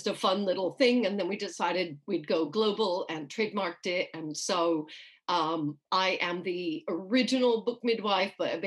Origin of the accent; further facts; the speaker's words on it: New York, United States; moved away as an adult; now in United Kingdom; I grew up in New York. So if anybody's hearing a strange accent, that's why. I currently live in the UK